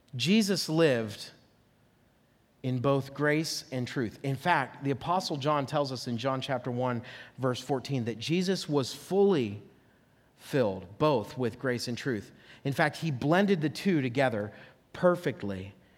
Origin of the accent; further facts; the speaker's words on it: near Oil City, Franklin area, Pennsylvania, United States; I grew up up near Oil City, Franklin area